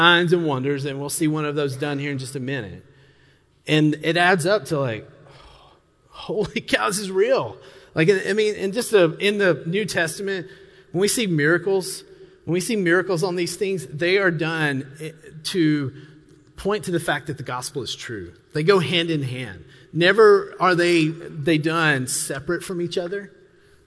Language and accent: English; the South, United States; I grew up in the South